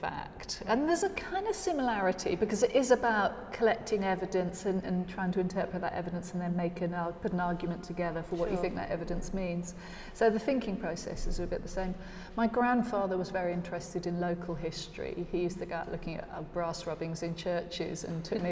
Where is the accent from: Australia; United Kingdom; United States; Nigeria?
United Kingdom; South Norfolk, East of England; I was brought up in South Norfolk, on a farm